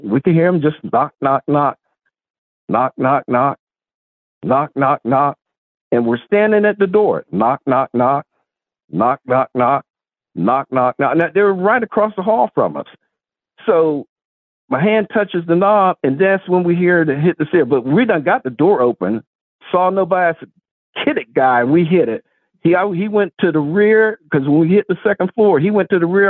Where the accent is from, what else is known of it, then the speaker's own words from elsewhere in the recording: Sharon, Pennsylvania, United States; also born or lived in South Carolina / North Carolina / Farrell, Pennsylvania; I was born up here in Sharon, PA.